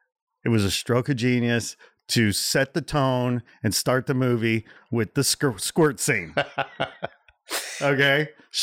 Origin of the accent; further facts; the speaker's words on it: Midwest, United States; I grew up in the Midwest, right? So you have these fantasies, you know, in the Midwest when some big band breaks through